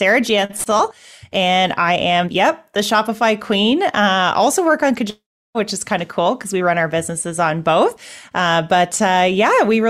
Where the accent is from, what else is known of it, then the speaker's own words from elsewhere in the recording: Canada; I'm a Canadian